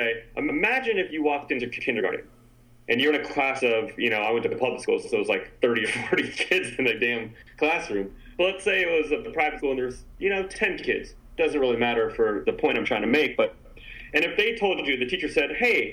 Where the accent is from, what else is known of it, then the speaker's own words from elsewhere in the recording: San Francisco, California, United States; I grew up in San Francisco